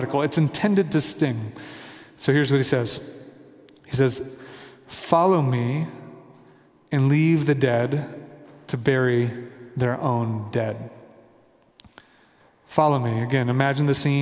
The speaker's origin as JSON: {"language": "English", "town": "Kansas City", "country": "United States", "moved": "yes", "lives_now": "Denver, United States", "said": "I'm from Kansas City, my family's in Kansas City, I'm in Denver"}